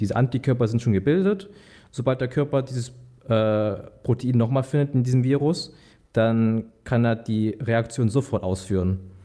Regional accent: Bautzen, Saxony, Germany; moved away; Ich bin gebürtiger Bautzner, dort geboren, dort aufgewachsen

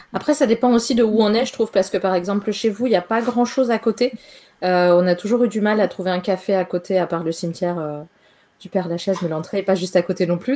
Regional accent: Austria; moved away; also born or lived in Paris, France; en Autriche où j'ai grandi

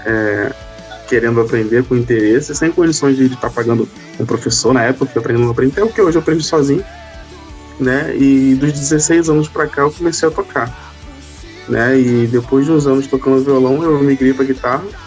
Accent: Itaguaí, Rio de Janeiro, Brazil; eu sou de Itaguaí, Rio

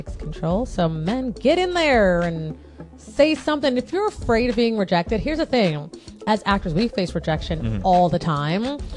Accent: Jamaica; I'm Jamaican

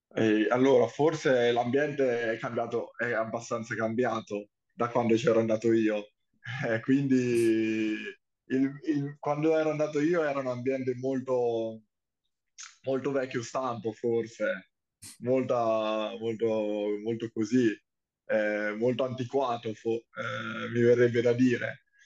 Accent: Senigallia, Marche, Italy; sono di Sirigallia

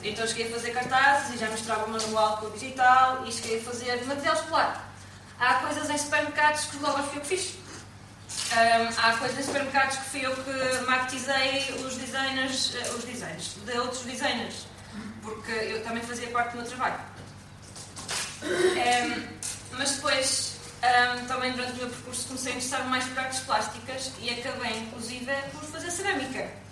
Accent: Portugal; Nasci ali na Ordem do Carmo, no meio das freiras

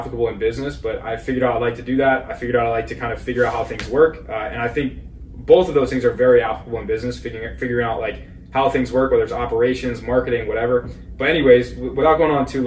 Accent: Bergen County, North New Jersey, United States; We grew up in North New Jersey, so right across from New York City

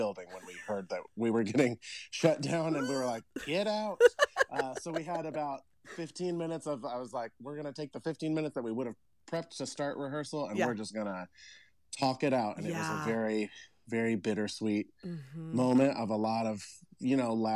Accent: Indianapolis, Indiana, United States; I grew up in Washington Township

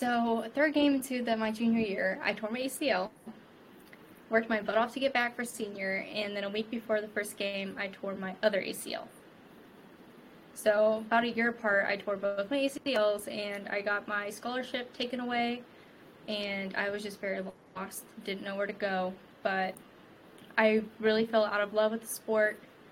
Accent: Rensselaer, Indiana, United States; I'm from Rensselaer, Indiana, small town about an hour and a half between Indy and Chicago.

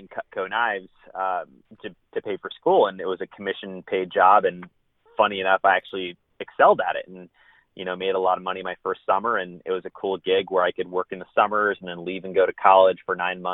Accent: San Diego, California, United States; moved away as an adult; also born or lived in Spokane, Washington; now in Dallas, United States; I am originally from San Diego, California, and that's where I was born and raised until I was 18

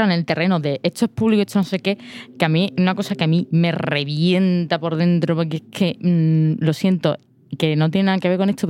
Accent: Spain; yo soy de España y te digo que no ha hecho buen trabajo

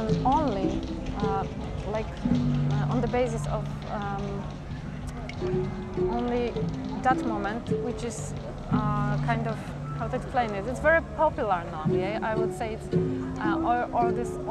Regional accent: Gdynia, Pomeranian Voivodeship, Poland; English is a second language; now in Warsaw, Poland; I live in Warsaw, but originally I'm from Gdynia, and this north part of Poland, the seaside

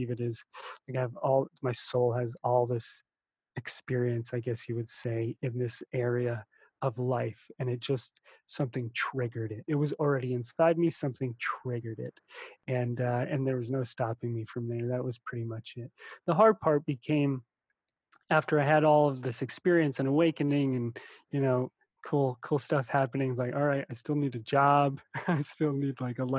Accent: United States; also born or lived in New Jersey / New York / Russia; now in Hawaii, United States; when I was little growing up in New York and then New Jersey, you know, we were definitely poor. My family came over from Russia

